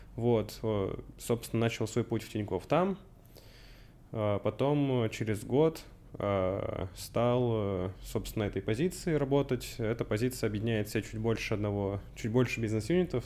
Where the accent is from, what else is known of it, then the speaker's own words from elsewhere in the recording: Russian Far East, Russia; moved away as an adult; also born or lived in Cherkessk, Karachay-Cherkessia, Russia / Canada; now in Moscow, Russia; переехал на Дальний Восток с родителями. Отца по работе перевели После этого я закончил школу там